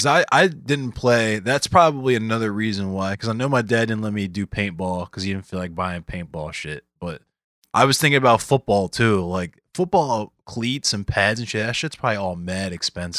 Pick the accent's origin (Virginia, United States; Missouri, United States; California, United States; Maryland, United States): Maryland, United States; Arbutus; I'm from Arbutus